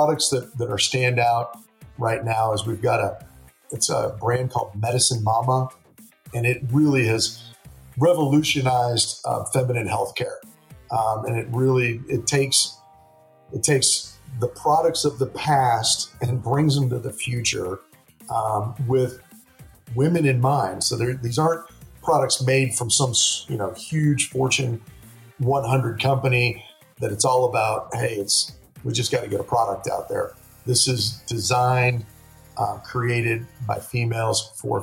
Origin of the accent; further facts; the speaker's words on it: Texas, United States; I'm from Texas. I'm not from Atlanta